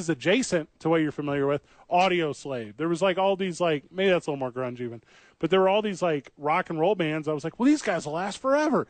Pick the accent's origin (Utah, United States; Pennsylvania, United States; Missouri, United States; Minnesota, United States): Missouri, United States; St. Louis; I'm from St. Louis.